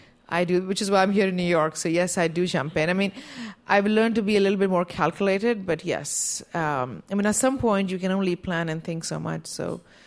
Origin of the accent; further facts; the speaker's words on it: India; now in United States; I grew up in India, and Play-Doh doesn't exist there. So at least it didn't when I was growing up.